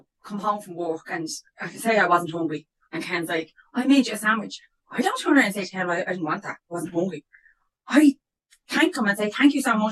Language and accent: English; Ireland; we're Irish